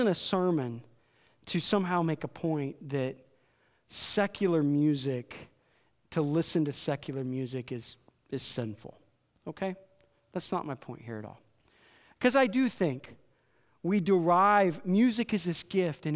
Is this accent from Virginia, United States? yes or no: no; Iowa, United States; I grew up in Iowa, so there's country music stations in every town